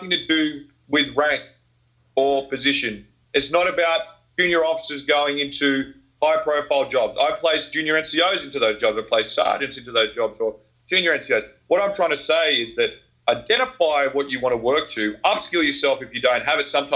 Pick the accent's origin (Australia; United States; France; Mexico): Australia; I'm Australian.